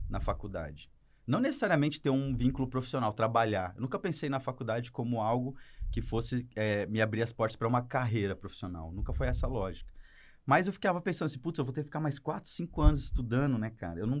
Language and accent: Portuguese; Campo Grande, Mato Grosso do Sul, Brazil; não sou curitibano. Sou nascido e criado em Campo Grande, Mato Grosso do Sul.